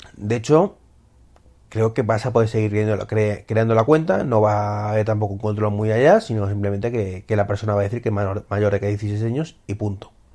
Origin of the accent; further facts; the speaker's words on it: Spain; como somos los españoles, que no nos fiamos ni de nuestra sombra